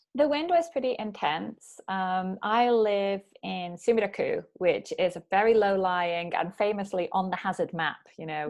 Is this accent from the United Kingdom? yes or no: yes; Bury, North West England, United Kingdom; moved away as an adult; also born or lived in Oxford / Chiba, Japan; now in Japan; So I'm originally from Bury, uh, near Manchester